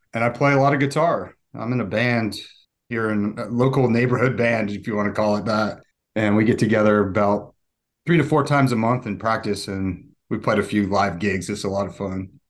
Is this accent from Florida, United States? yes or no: no; Park City, Utah, United States; now in Atlanta, United States; my middle school and high school years were in Utah